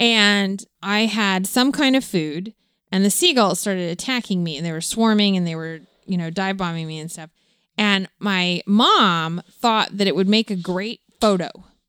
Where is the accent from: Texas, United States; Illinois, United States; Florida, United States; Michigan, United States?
Florida, United States; I grew up in Florida and went to the beach all the time.